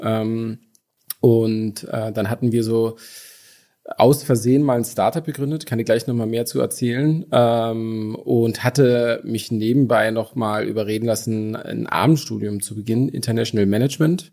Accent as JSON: {"language": "German", "town": "Brandenburg an der Havel", "region": "Brandenburg", "country": "Germany", "tie": "born or raised there", "accent": "Berlinerisch", "moved": "yes", "lives_now": "Berlin, Germany", "said": "aber tatsächlich bin ich nicht ur sondern geboren in äh, Brandenburg an der Havel"}